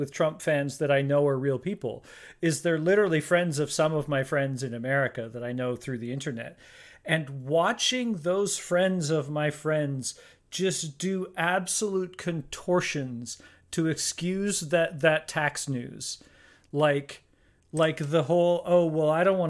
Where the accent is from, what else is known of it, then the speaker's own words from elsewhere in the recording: Canada; I'm Canadian and I live in Canada